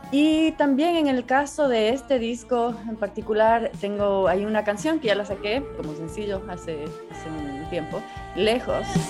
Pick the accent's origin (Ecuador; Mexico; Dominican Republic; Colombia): Ecuador; also born or lived in Chile; en el Ecuador no estamos acostumbrados a, ver un desierto